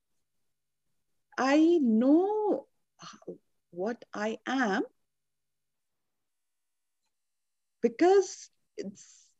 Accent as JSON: {"language": "English", "country": "India", "moved": "yes", "said": "I'm Indian"}